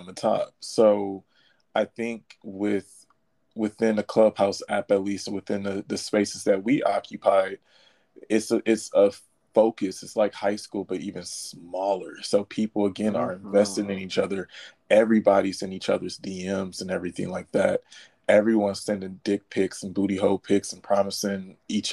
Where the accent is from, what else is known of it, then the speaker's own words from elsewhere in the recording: Detroit, Michigan, United States; I'm from Detroit